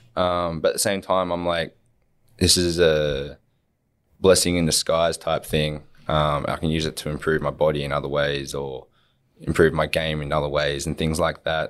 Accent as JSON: {"language": "English", "town": "Wollongong", "region": "New South Wales", "country": "Australia", "tie": "born or raised there", "said": "growing up in Wollongong"}